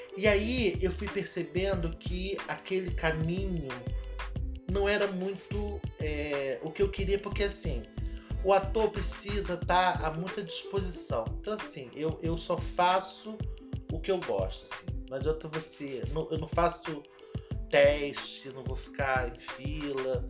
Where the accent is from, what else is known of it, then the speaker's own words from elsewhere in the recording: Rio de Janeiro, Brazil; Eu sou daqui do Rio de Janeiro